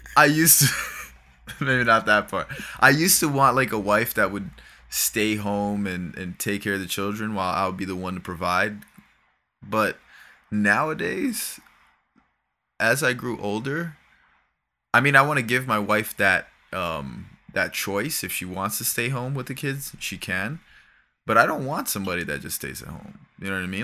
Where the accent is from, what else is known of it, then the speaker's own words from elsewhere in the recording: Florida, United States; 'Cause I grew up from there. Like, I'm from Florida